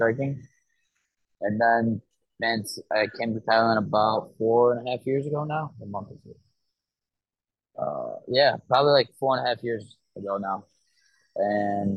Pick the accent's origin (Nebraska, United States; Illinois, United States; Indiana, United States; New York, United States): Illinois, United States; Chicago; moved away; I'm from Chicago originally